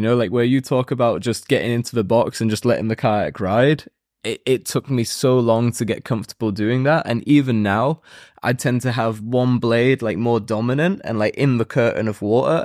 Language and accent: English; United Kingdom; I'm also British